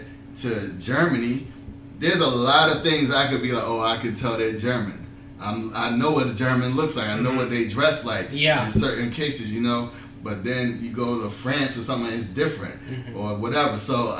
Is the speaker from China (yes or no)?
yes; China; But as in as a Chinese person, I need to ask you this question.